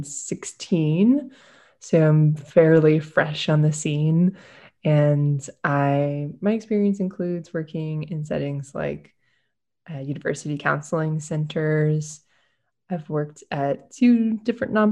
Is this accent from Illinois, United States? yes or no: no; Austin, Texas, United States; I'm actually from Austin. Some people call us unicorns for actually being born here and staying here.